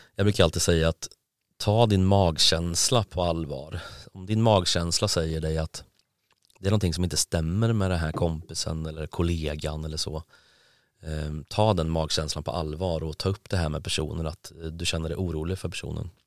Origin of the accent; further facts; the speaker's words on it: Karlskoga, Örebro County, Sweden; now in Gothenburg, Sweden; Jag är från Karlskoga från början.